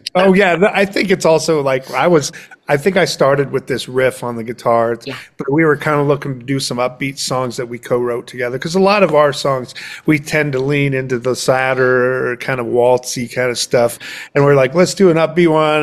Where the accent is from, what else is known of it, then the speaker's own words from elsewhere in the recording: Lamoni, Iowa, United States; now in Jefferson, United States; I lived in my hometown of Lamoni, which is southern Iowa